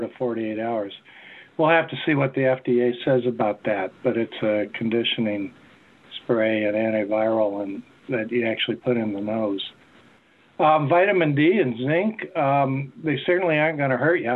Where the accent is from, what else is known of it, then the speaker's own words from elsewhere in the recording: Wisconsin, United States; now in North Carolina, United States; growing up in Wisconsin